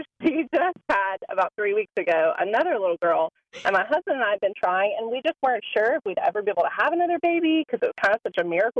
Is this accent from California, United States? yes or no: no; Georgia, United States; She's from Alabama. I'm from Georgia.